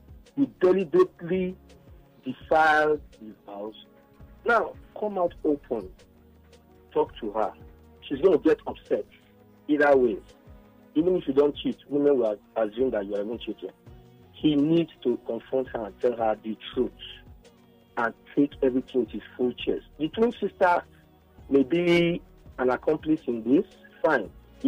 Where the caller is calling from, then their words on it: Egypt; I'm calling from Egypt.